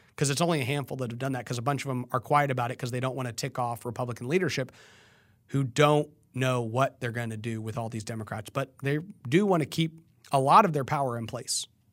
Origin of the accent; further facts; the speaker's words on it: Texas, United States; also born or lived in San Antonio; I am a Texan